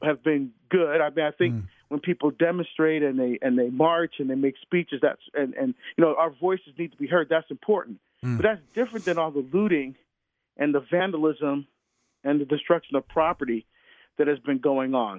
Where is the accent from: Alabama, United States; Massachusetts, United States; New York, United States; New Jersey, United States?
New Jersey, United States; Hillside; moved away as an adult; also born or lived in Newark, New Jersey / Orange, New Jersey; now in Oregon, United States; I grew up in Hillside, but I but I, I went to St. Benedict's Prep in Newark